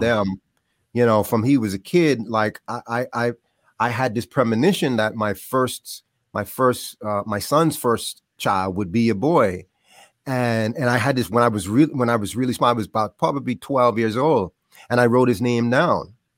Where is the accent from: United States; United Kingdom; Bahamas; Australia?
Bahamas; moved away; I grew up in the Bahamas